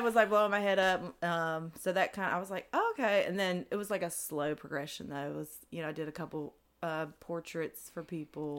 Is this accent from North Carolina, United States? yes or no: yes; Greensboro, North Carolina, United States; also born or lived in Spencer, North Carolina / Salisbury, North Carolina / Charlotte, North Carolina; i was originally born in uh, Spencer, North Carolina